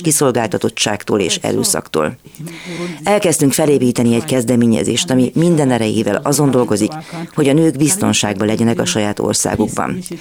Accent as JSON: {"language": "Hungarian", "country": "Cameroon", "said": "Én egy olyan országból származom, ahol nem kezeltük áldozatként a nőket"}